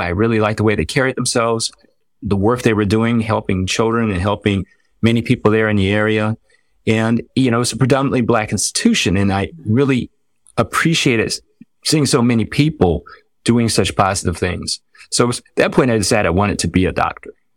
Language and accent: English; Washington, District of Columbia, United States; now in North Carolina, United States; I was born in North Carolina, but I was raised in the Washington, D C area